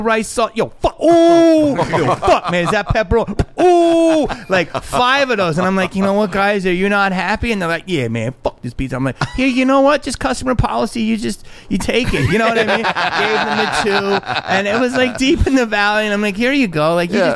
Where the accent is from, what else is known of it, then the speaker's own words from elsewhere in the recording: Philadelphia, Pennsylvania, United States; I grew up in Philly